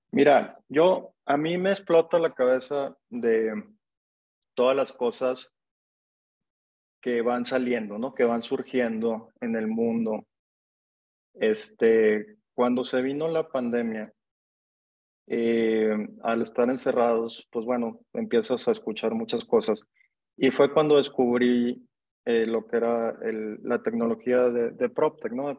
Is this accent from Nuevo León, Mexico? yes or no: yes; Monterrey, Nuevo León, Mexico; yo soy regio, yo nací en Monterrey